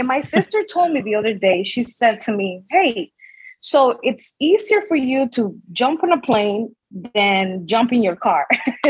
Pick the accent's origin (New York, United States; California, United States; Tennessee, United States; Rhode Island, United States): Rhode Island, United States; I'm from Rhode Island. I'm proud of where I come from.